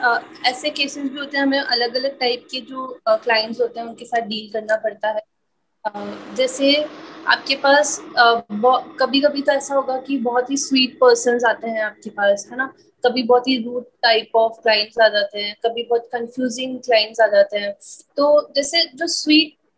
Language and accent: Hindi; Ajmer, Rajasthan, India; मैं अजमेर से हूँ छोटा सा ही सिटी है